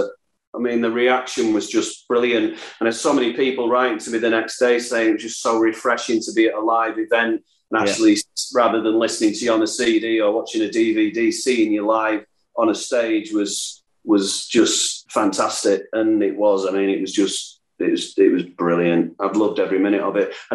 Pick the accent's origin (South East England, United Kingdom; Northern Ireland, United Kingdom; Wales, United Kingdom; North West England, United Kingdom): North West England, United Kingdom; Salford; I'm from Salford